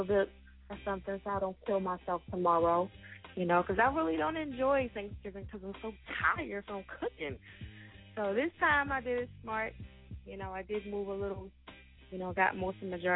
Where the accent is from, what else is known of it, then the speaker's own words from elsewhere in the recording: New Jersey, United States; now in Pennsylvania, United States; I'm originally from Jersey. you know, and reside in PA.